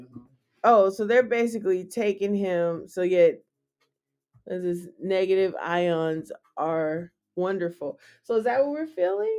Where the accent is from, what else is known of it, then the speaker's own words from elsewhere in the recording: San Francisco Bay Area, California, United States; I'm from the Bay Area